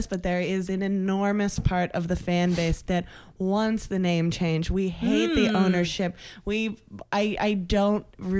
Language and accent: English; Virginia, United States; I'm from Virginia.